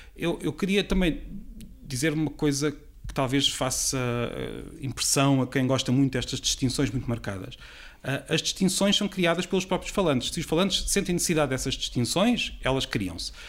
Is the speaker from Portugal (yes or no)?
yes; Peniche, Centro, Portugal; a minha terra, de onde eu venho, que é de, de Peniche